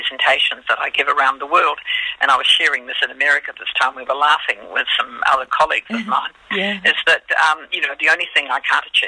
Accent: Australia; now in New Zealand; I'm Australian, living in New Zealand.

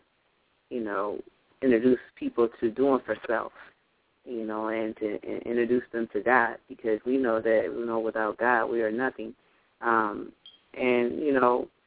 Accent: Lansing, Michigan, United States; I'm from Lansing, Michigan. I stay in Michigan.

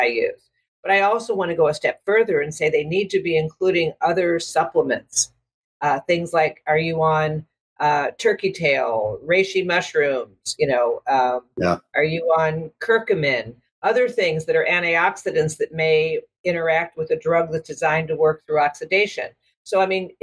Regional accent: Dallas, Texas, United States; also born or lived in Sonoma County, California; now in Mexico; I'm from Dallas

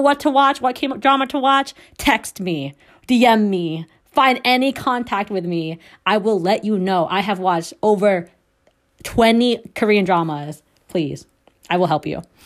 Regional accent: Philippines; I'm Filipino

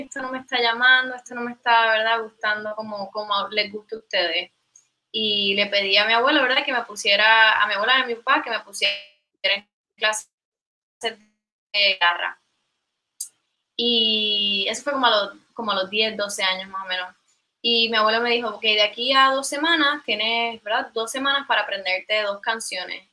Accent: Caguas, Puerto Rico; yo soy originalmente de Caguas, eh, ¿verdad? Me crié toda la vida allí.

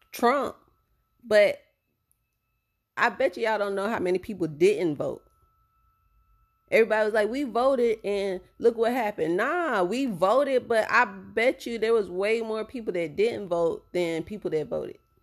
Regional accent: Tampa, Florida, United States; my hometown in tampa

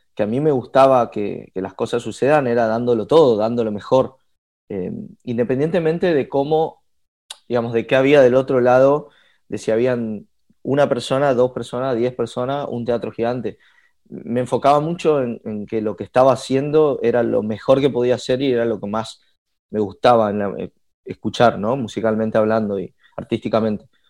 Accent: Resistencia, Chaco, Argentina; moved away as an adult; now in Buenos Aires, Argentina; me vine a la ciudad de Buenos Aires, yo soy de Resistencia

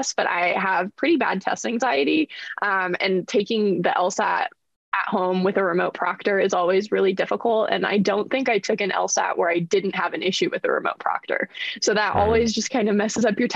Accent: West Texas, United States; moved away as an adult; also born or lived in Ohio; I'm originally from West Texas, which is a really interesting place to grow up

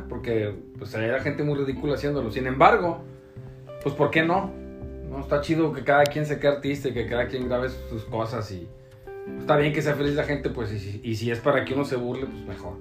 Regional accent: Tepic, Nayarit, Mexico; now in Puerto Vallarta, Mexico; yo soy de Tepic Nayarit

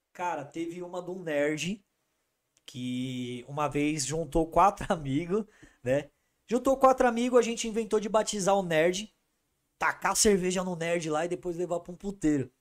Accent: Brazil; eu sou da Zona Norte.

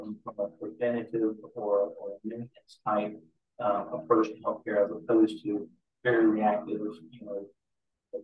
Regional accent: Eastern North Carolina, United States; I grew up in Eastern North Carolina.

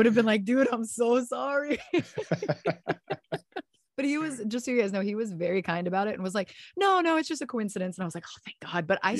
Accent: San Diego, California, United States; So I consider my hometown San Diego, because I spent a good majority of my partial time with my dad there. And then I went to the first part of my college career in San Diego and spent many years there.

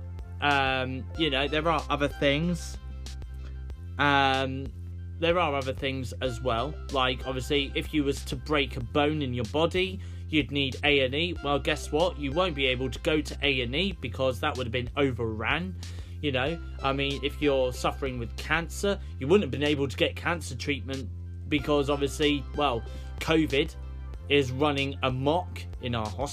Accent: United Kingdom; we, as British people

